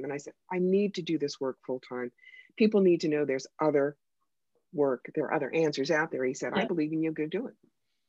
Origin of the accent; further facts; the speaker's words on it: Philadelphia, Pennsylvania, United States; now in Schoharie County, New York, United States; I grew up in Philadelphia, which is, of course, one of our largest cities